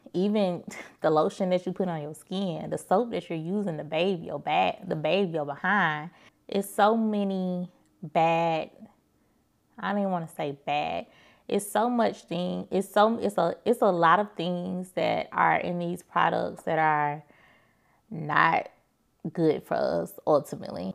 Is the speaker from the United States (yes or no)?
yes; Birmingham, Alabama, United States; moved away; I drove to Birmingham, which is my hometown, from Birmingham, Alabama